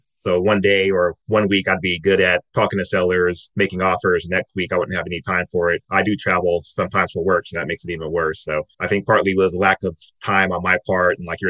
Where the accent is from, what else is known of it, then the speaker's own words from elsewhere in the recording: Southern California, United States; I'm born and raised in Southern California